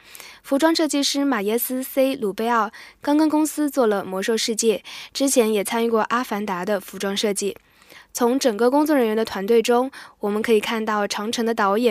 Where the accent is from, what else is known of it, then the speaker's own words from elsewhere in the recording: Da Zhuhai, likely Anji, Zhejiang, China; 因为是在我家乡大竹海取景的。